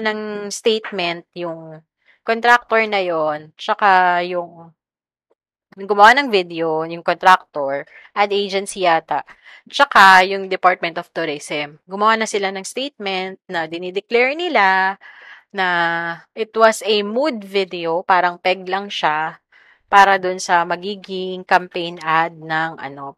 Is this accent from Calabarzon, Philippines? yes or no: no; Quezon City, Metro Manila, Philippines; educated in Manila ako, pero taga QC ako